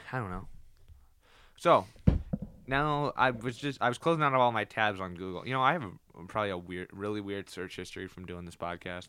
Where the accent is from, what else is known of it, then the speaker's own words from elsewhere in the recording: United States; I'm American